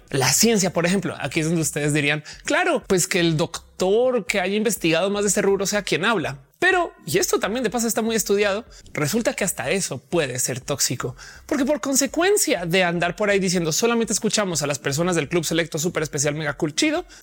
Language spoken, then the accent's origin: Spanish; Colombia; born there; also born or lived in Mexico; Y mucha gente no sabe que yo nací en Colombia, pero hey, soy tan colombiana como soy mexicana o las dos o ninguna